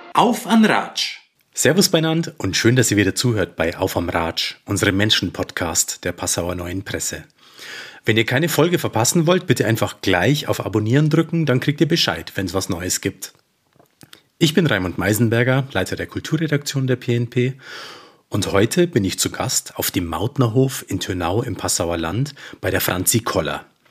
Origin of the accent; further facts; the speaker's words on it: near Simbach am Inn, Bavaria, Germany; Ich komme auch von einem Bauernhof, ich bin da aufgewachsen in der Nähe von Simbach am Inn.